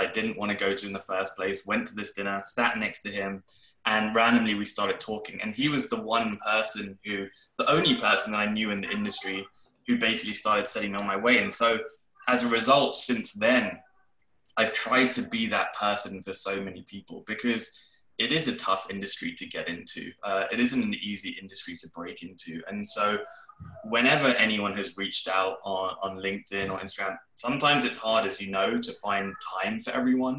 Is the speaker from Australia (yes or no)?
no; London, United Kingdom; when I was growing up in London